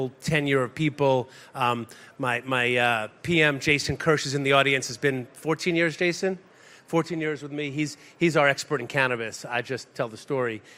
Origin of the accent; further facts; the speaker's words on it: Woodmere, New York, United States; also born or lived in Madison; I grew up in Long Island, where I think a lot of young Jewish people grew up